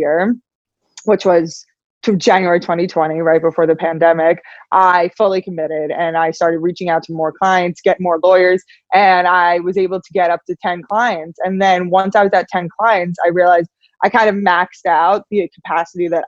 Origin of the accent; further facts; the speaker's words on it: New York, United States; moved away as an adult; also born or lived in Los Angeles; So I'm from New York. I'm a New Yorker at heart, but at 18 years old, I wanted to get as far away from New York as possible